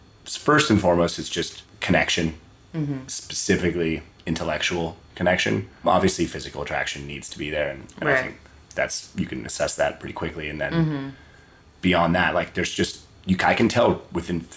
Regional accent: Berkeley, California, United States; born and raised in Northern California, mm-hmm. in Berkeley

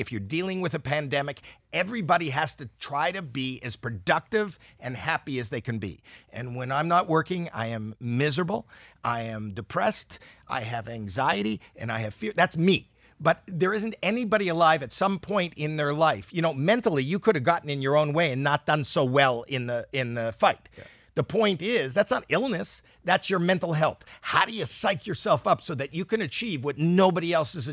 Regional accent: Canada; I'm Canadian

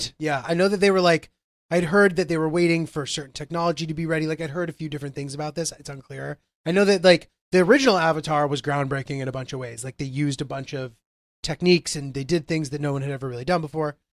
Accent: Connecticut, United States; growing up in Connecticut

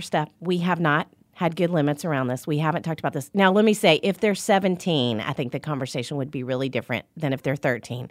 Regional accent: Little Rock, Arkansas, United States; moved away as an adult; now in Nashville, United States; I'm from Little Rock, Arkansas.

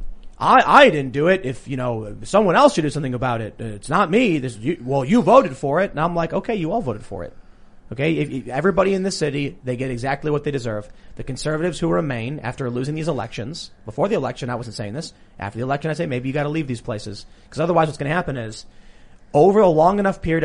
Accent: Chicago, Illinois, United States; I growing up in Chicago

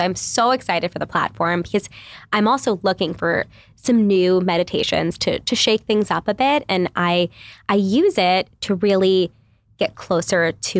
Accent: New York, United States; I come from New York. Literally, mm-hmm. we like lived in shoeboxes.

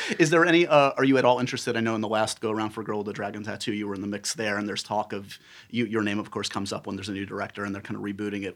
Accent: New York City, New York, United States; you and I both grew up here in New York City.

